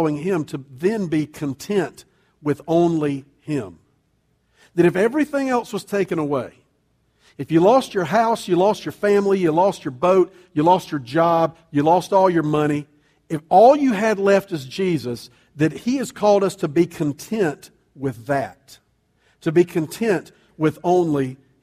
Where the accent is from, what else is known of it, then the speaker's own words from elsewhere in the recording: United States; I'm an American